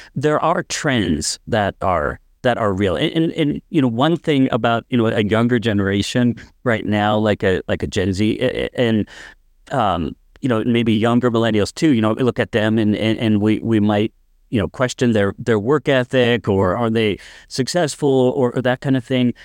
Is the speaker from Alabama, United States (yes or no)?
no; North Dakota, United States; I'm actually from North Dakota and grew up in this area